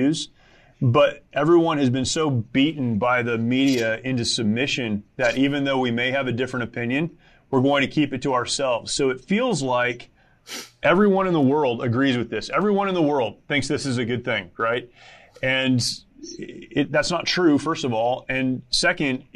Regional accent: United States; as an American

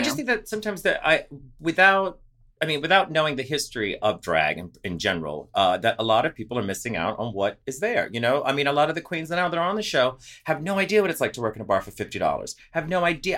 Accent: New Orleans, Louisiana, United States; moved away; I'm from New Orleans

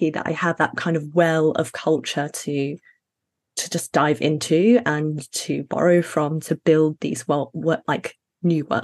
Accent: Sheffield, Yorkshire and the Humber, United Kingdom; also born or lived in Middle East; So I'm Ghanaian, Sudanese, and British, but I was raised in the Middle East and Sheffield in the UK.

